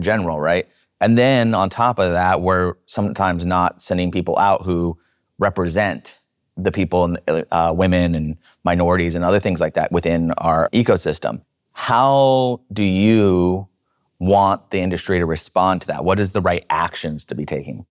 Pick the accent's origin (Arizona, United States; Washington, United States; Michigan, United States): Washington, United States; Seattle; I grew up in Seattle in a blue collar area.